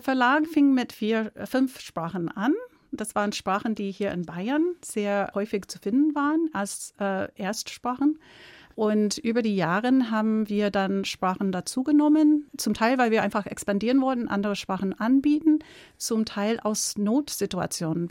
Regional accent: United States; German is a second language; moved away as an adult; now in Munich, Germany; Ich bin keine deutsche Muttersprachlerin. Ich komme aus Amerika, bin mit einem Deutschen verheiratet

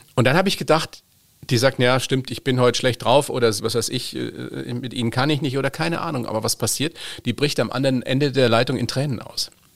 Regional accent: Germany; bei uns in Deutschland

